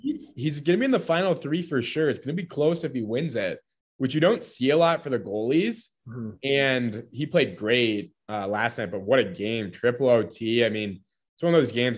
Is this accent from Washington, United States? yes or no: no; Minnesota, United States; my hometown squad, the Wild